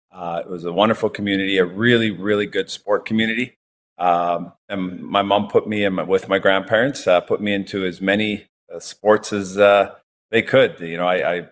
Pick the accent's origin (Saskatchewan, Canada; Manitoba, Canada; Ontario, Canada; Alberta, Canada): Alberta, Canada; St. Albert; born or raised there; also born or lived in Edmonton